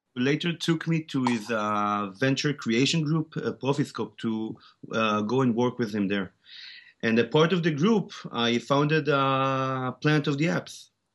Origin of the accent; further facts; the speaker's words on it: Tel Aviv, Tel Aviv District, Israel; accent: Israeli; English is a second language; also born or lived in South Africa; I was born and raised in Tel Aviv, Israel, except for, uh, several years where I grew up in South Africa